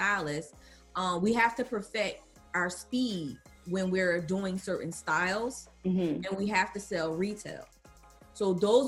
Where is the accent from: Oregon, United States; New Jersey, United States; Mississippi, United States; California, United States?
New Jersey, United States; North; I'm born and raised in New Jersey, the streets of North New Jersey